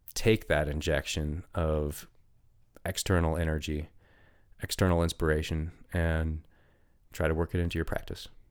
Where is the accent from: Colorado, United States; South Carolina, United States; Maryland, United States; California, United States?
Colorado, United States; Steamboat Springs; I lived in Steamboat for twenty years. It's my hometown